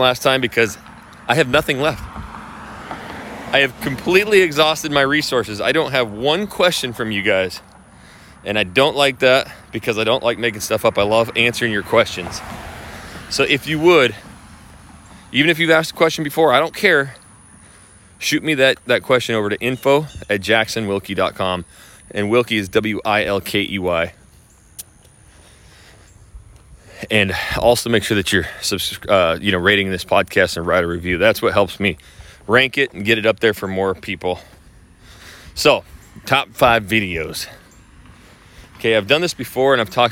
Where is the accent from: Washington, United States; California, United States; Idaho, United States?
Idaho, United States; moved away; I am from Idaho.